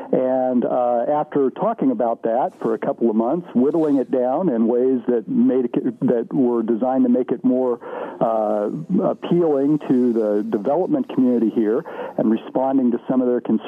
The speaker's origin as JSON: {"language": "English", "town": "Terre Haute", "region": "Indiana", "country": "United States", "tie": "born or raised there", "moved": "as an adult", "said": "I've since become a property owner and a resident of the downtown neighborhood. But I grew up in Terre Haute. I was gone for about 8 years, so three quarters of my life, I guess, I've spent here."}